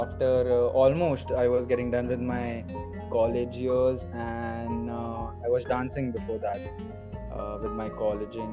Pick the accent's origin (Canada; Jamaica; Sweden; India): India; Mumbai, Maharashtra; I'm from Mumbai, I've been in Mumbai, and yes, I'm from Mumbai